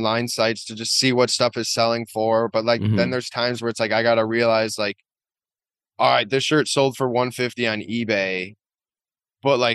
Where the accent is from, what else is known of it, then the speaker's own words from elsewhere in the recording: La Crosse, Wisconsin, United States; moved away as an adult; now in Madison, United States; I grew up in La Crosse